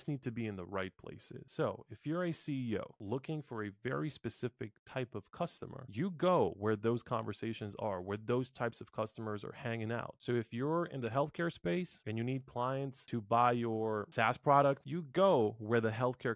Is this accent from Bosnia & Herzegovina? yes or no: yes; Bosnia & Herzegovina; I come from Bosnia